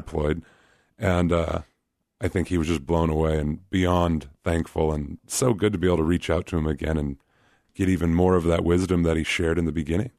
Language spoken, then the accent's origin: English; Anchorage, Alaska, United States; moved away as an adult; also born or lived in Kansas; now in Des Moines, United States; I grew up in Anchorage, and so it's kind of like the, quote, unquote, big city in Alaska.